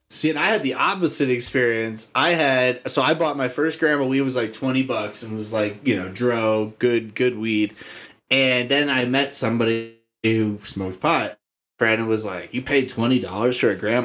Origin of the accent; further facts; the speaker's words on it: Arizona, United States; I grew up in Arizona